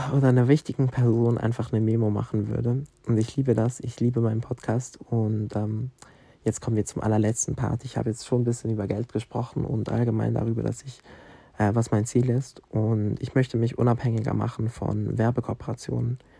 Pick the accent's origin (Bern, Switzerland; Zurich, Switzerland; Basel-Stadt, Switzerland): Basel-Stadt, Switzerland; Basel; accent: Swiss German; first language Swiss German; durch meine Heimatstadt laufe, Basel entdecke ich